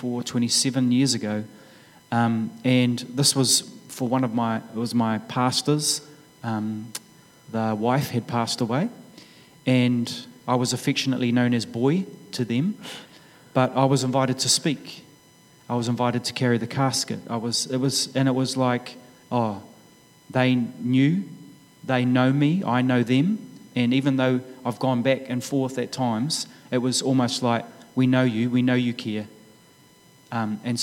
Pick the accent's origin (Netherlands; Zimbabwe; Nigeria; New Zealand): New Zealand; Gisborne; moved away; growing up in Gisborne